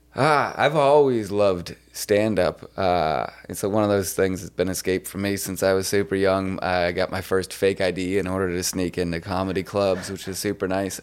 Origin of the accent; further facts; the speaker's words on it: Boston, Massachusetts, United States; I'm from Boston